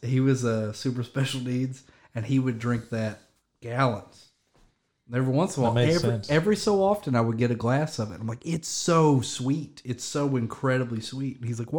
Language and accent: English; Key West, Florida, United States; I grew up in Key West.